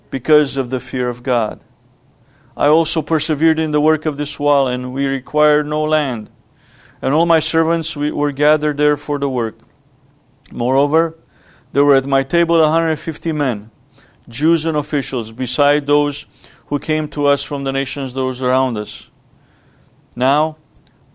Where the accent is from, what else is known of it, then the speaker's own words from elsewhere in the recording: Romania; moved away; Growing up in Romania was a poor country, socialist country led by a communist government. And we lived in poverty.